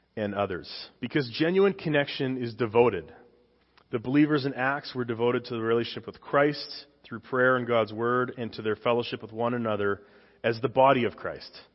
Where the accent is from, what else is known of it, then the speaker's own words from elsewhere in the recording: Saskatchewan, Canada; moved away; I came from Canada. I'm a dual citizen now, but I came from Canada.